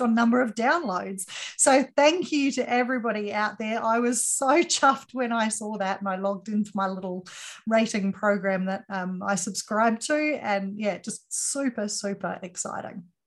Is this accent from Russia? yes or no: no; Australia; for me being Australian